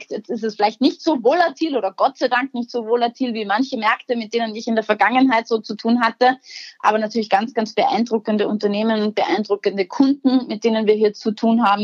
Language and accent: German; Austria; als Österreicherin hatten wir da irgendwo auch einen spezifischen geografischen Zugang dazu.